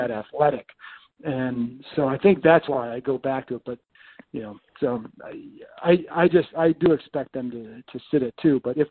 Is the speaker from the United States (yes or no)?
yes; Lakewood, Ohio, United States; I grew up in Lakewood.